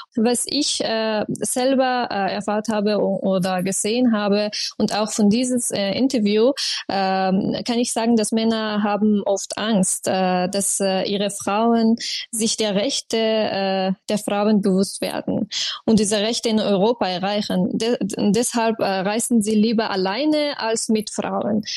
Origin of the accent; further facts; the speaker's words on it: Afghanistan; German is a second language; moved away as an adult; now in Austria; ich kann mich als eine Afghanin selber nicht vorstellen, dass ich zurückkehre äh, nach Afghanistan